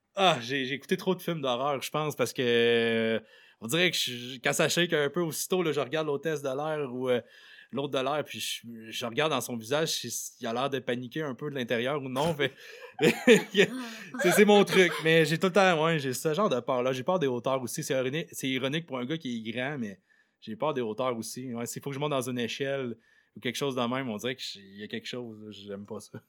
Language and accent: French; Côte-Nord, Quebec, Canada; je viens de la Côte-Nord